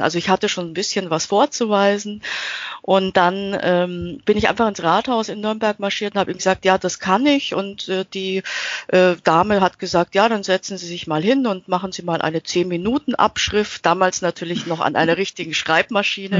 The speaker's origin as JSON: {"language": "German", "country": "Austria", "tie": "born or raised there", "moved": "yes", "lives_now": "Nuremberg, Germany", "said": "ich bin äh, in Österreich äh, aufgewachsen als äh, Kind eines ähm, österreichischen Vaters und einer deutschen Mutter"}